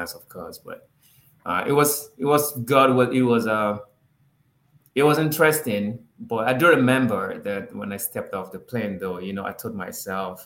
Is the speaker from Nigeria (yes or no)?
yes; Lagos, Nigeria; moved away as an adult; now in Washington, D.C., United States; So, I'm originally from Nigeria, Lagos, actually. But now I live in DC area in the US.